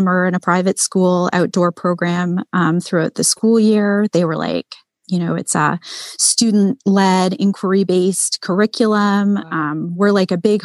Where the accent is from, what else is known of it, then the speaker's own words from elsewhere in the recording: Toronto, Ontario, Canada; moved away as an adult; now in Muskoka, Canada; I'm born and raised in Toronto, which is Canada's largest city.